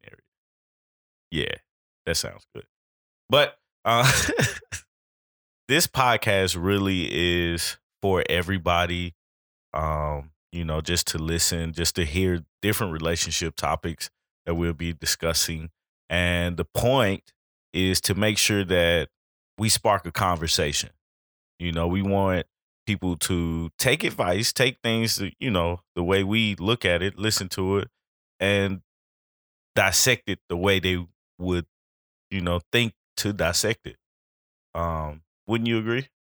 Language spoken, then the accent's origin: English; Chattanooga, Tennessee, United States; now in Atlanta, United States; I am from Chattanooga, Tennessee